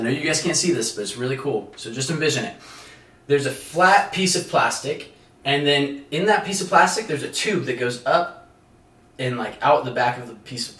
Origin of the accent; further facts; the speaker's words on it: California, United States; now in Arizona, United States; I'm Italian. I'm from California. I'm 20 years old.